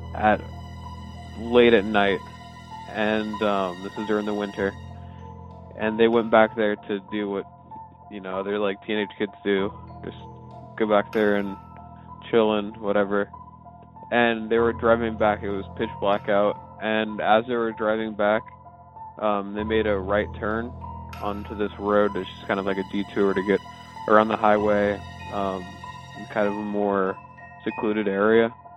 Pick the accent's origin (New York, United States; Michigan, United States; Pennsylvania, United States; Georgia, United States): Georgia, United States; Atlanta; I'm from Atlanta, Georgia